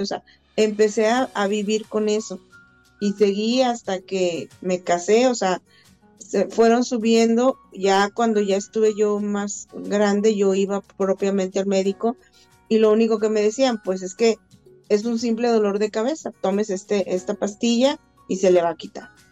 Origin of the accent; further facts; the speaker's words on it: Saltillo, Coahuila, Mexico; yo soy originaria de Saltillo, Coahuila